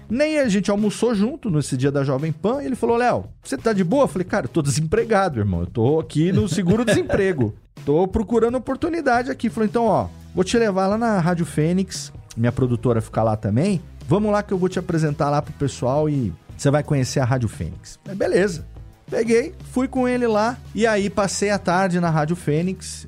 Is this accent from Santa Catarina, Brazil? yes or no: no; Serra Negra, São Paulo, Brazil; moved away as an adult; also born or lived in São Bernardo do Campo / Japan; Eu sou de Serra Negra, uma cidade pequena no interior de São Paulo, que tem 25 mil habitantes